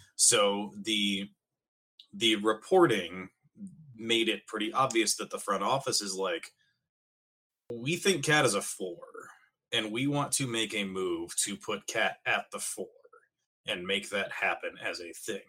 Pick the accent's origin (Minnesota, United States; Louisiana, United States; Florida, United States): Minnesota, United States; also born or lived in Iowa; we are Minnesotan people, and we may be polite to a fault to each other